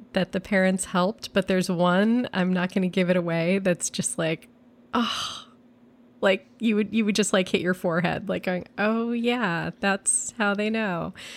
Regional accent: New York, United States; I'm a New Yorker

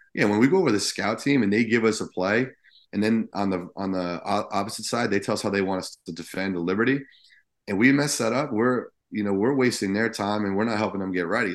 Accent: New Jersey, United States; I grew up in Jersey

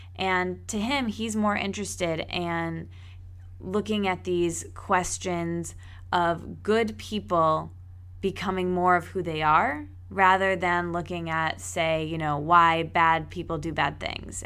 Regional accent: East Lansing, Michigan, United States; moved away; my hometown where I grew up in East Lansing

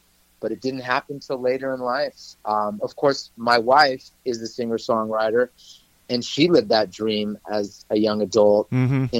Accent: Los Angeles, California, United States; also born or lived in Hollywood / Beverly Hills; I was born and raised in Los Angeles

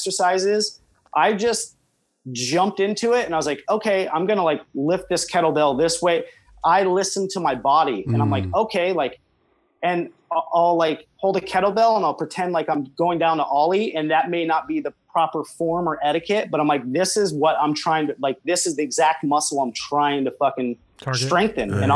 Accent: Las Vegas, Nevada, United States; I'm from Vegas

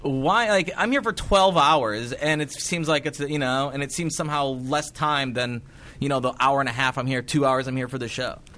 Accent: Cedar Rapids, Iowa, United States; my hometown of Cedar Rapids, Iowa.

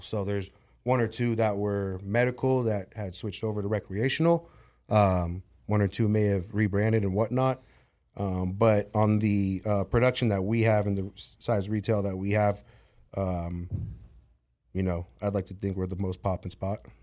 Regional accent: San Diego, California, United States; growing up in San Diego, even being 10, 15 minutes from the Tijuana border

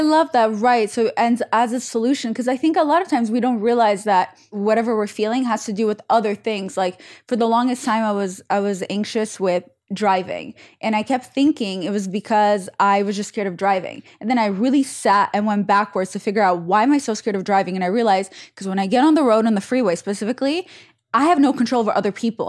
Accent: Saint Petersburg, Russia; I'm from Saint Petersburg

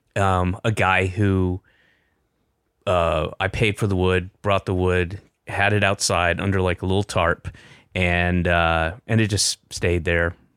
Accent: the South, United States; moved away; also born or lived in Boston / Los Angeles; I'm from the South

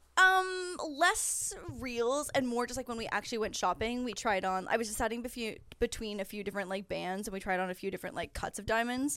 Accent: between Niagara Falls and Toronto, Ontario, Canada; moved away as an adult; now in Los Angeles, United States; I'm from actually just outside of Niagara Falls. So I'm between, my hometown is, like, between Niagara Falls and Toronto, and then I went to University of Toronto

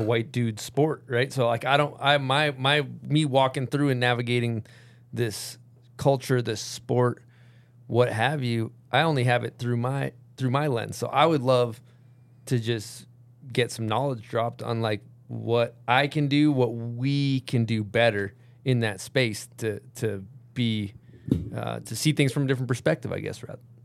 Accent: United States; first language English; I'm born in America. So I learned English

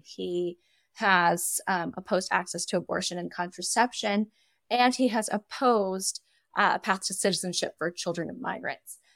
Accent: United States; as an American

